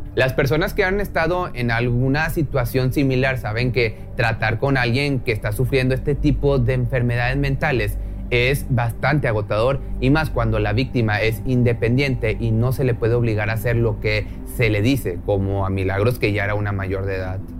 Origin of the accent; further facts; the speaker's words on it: Mexico; mi país, en México